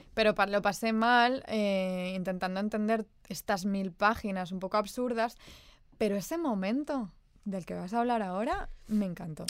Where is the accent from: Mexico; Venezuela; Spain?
Spain; nosotras que crecimos en la España de los 90